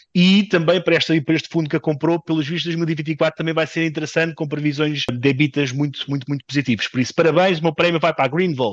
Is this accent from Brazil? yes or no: no; Portugal; enquanto português